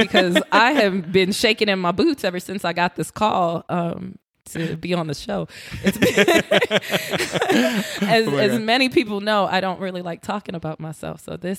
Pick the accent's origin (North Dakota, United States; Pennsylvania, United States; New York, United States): New York, United States; New York City; now in Las Vegas, United States; Born in Brooklyn, raised in Queens, back in Brooklyn.